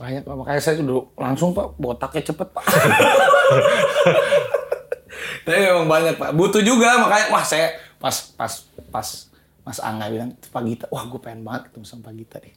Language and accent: Indonesian; Bandung, West Java, Indonesia; saya asalnya dari Bandung.